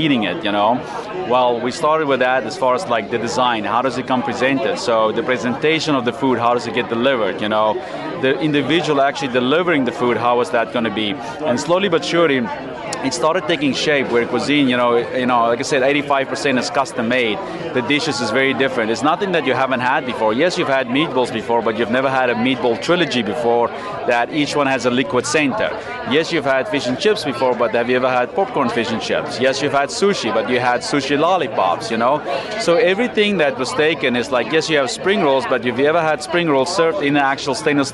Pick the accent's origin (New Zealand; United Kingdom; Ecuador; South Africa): South Africa; moved away as an adult; now in United States; Originally South Africa, but I've been in America for 20 years now